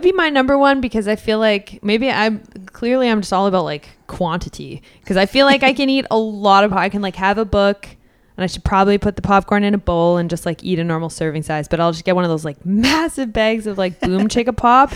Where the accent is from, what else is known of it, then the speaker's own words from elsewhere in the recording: Edmonton, Alberta, Canada; born and raised in Edmonton